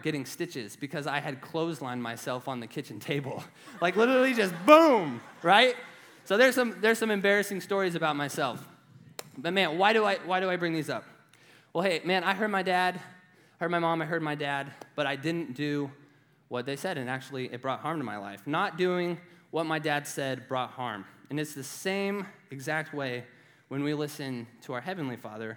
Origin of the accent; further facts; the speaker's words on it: Nebraska, United States; I'm from Nebraska. I was raised on a farm